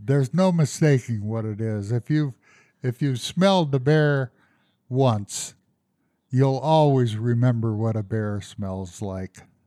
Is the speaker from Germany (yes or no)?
no; Colorado, United States; also born or lived in the Midwest; I came to Colorado when I was ten years old